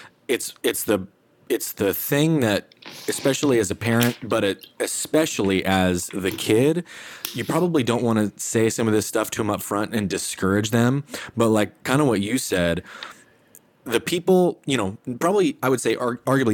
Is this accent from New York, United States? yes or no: no; southern Idaho, United States; I grew up in a small town in southern Idaho